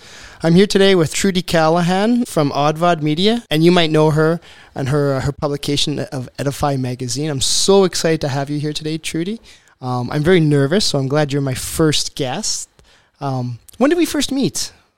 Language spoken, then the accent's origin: English; Ontario, Canada; born there; I wasn't born in Alberta. I was born in Eastern Ontario. I came out here because I was in the military.